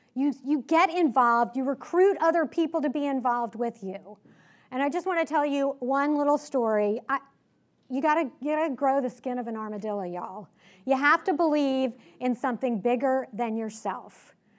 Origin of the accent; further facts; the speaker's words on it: Richmond, Virginia, United States; I grew up in Richmond